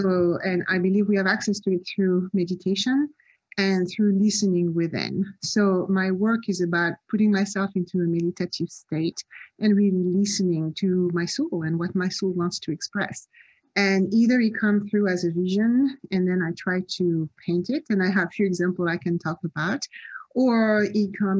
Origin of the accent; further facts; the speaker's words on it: Nice, Provence-Alpes-Côte d'Azur, France; moved away as an adult; also born or lived in Cannes / Paris / Marseille; now in Los Angeles, United States; I'm actually French. I was born in Cannes. I grew up in Nice